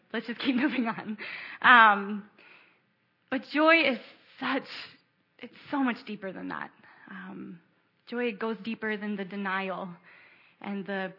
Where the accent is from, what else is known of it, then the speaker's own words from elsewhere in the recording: Baltimore, Maryland, United States; also born or lived in Ohio; So I grew up in Baltimore. I'm from southern Baltimore County. I was born in Ohio, but I grew up in Baltimore. Moved here when I was 4, so I don't really remember much of Ohio. And Blake and I have lived in the city for 7 years